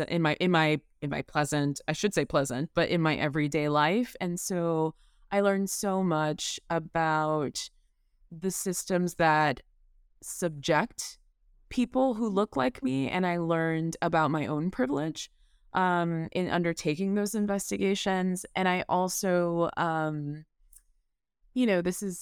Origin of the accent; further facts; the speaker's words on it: the South, United States; and growing up in the South as a Black person, that is tremendously important to me.